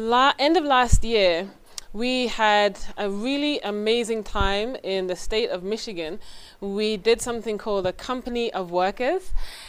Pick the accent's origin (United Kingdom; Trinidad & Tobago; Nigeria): United Kingdom; England; now in United States; I'm originally from England. My accent is not that strong now because I've been in this country for a while.